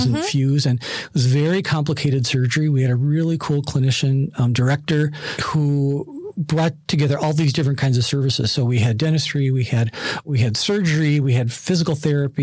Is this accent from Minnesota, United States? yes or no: yes; Minneapolis, Minnesota, United States; So I grew up in Minneapolis. I live in Minneapolis.